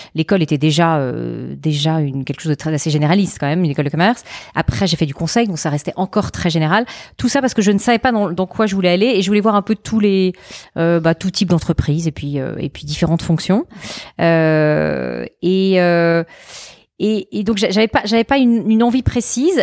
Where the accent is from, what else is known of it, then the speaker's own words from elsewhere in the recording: a small village 30 km from Avignon, Provence-Alpes-Côte d'Azur, France; moved away as an adult; also born or lived in Lyon; now in Paris, France; j'ai vécu donc pareil 11 ans euh, dans le sud de la France, euh, dans un tout petit village qui est euh, euh, à 30 km d'Avignon